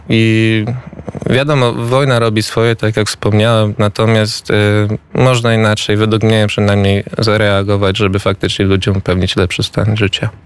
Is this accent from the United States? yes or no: yes; United States; also born or lived in Kraków, Poland; wychowałem się w Stanach, tam byłem w szkole